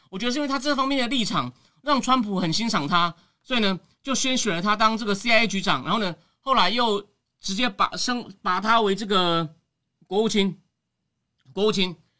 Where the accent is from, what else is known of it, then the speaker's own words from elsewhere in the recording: Taiwan; 你怎么形容我们是台湾人或者华人